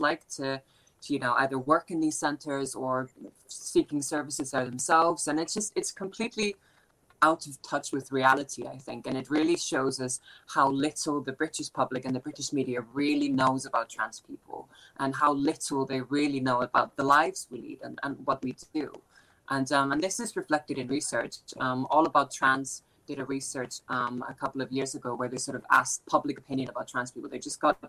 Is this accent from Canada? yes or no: no; Iceland; now in United Kingdom; I'm from Iceland originally.